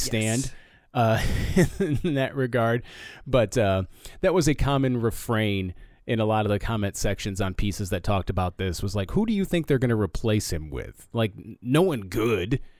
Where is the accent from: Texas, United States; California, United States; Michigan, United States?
Michigan, United States; Flint; I'm from Flint